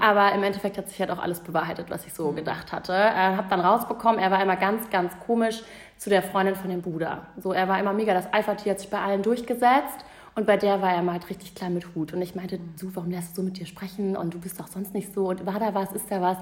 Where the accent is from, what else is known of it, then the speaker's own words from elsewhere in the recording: Hamburg, Germany; also born or lived in Munich; Und in Hamburg war es halt so, ich war in der Pole Position. Ne? Ich kannte hier alle, mhm. das war meine Heimat